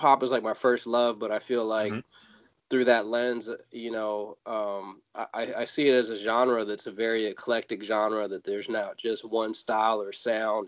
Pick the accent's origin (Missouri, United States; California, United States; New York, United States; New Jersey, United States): California, United States; Fairfield; also born or lived in San Francisco; I was born in San Francisco, raised in a in a little suburb not too far away uh, called Fairfield